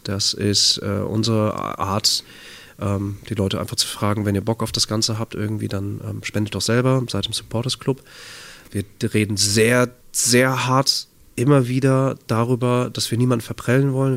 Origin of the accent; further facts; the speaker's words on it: Bad Oeynhausen, North Rhine-Westphalia, Germany; now in Hamburg, Germany; In Bad Oeynhausen. Kleiner Kurort, äh, nördliches Nordrhein-Westfalen. Das ist meine Heimat, da bin ich aufgewachsen.